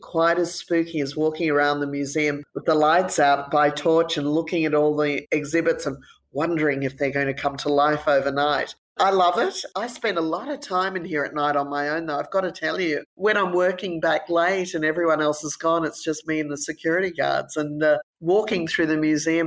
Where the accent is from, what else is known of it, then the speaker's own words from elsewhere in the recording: London, United Kingdom; also born or lived in United States; now in Australia; when I was 5 years of age, we moved to London. And so growing up in London